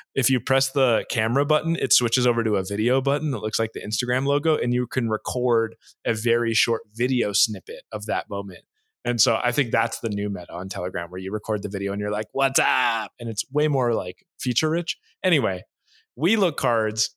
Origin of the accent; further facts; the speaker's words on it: United States; moved away; also born or lived in Hawaii, United States / Orange County, California, United States / Boston, United States; I grew up in Hawaii